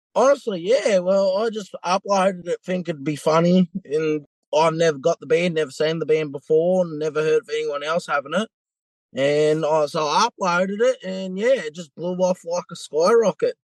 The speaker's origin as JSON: {"language": "English", "region": "New South Wales", "country": "Australia", "moved": "yes", "lives_now": "Western Australia, Australia", "said": "I'm from New South Wales originally, and my all my IDs are still New South Wales"}